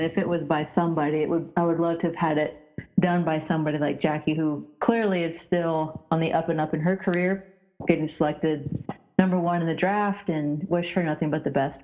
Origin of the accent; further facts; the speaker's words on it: Indiana, United States; growing up in Indiana